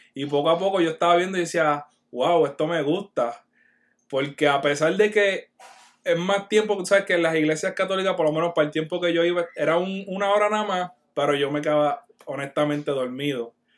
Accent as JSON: {"language": "Spanish", "town": "Barranquitas", "country": "Puerto Rico", "moved": "as an adult", "lives_now": "Florida, United States", "said": "soy de Barranquita. Y hace dos años, porque Dios así lo quiso, estoy acá viviendo en la Florida"}